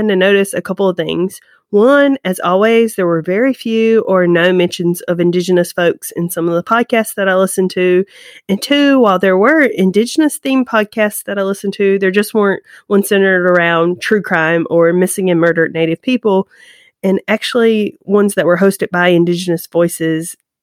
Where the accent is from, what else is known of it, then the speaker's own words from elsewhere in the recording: Pembroke, North Carolina, United States; Pembroke, North Carolina, so my hometown